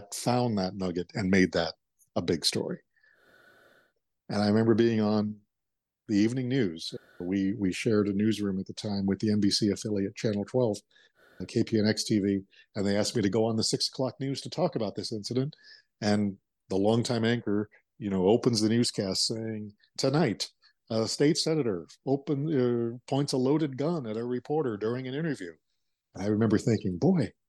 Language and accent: English; Arizona, United States; growing up in Arizona is you have to explain the Wallace and Ladmo show to those who didn't grow up with it